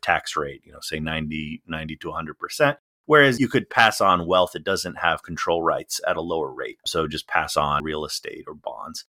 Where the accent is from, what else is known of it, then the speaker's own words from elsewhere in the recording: Illinois, United States; now in Washington DC, United States; I grew up in Illinois, so I was in the central time zone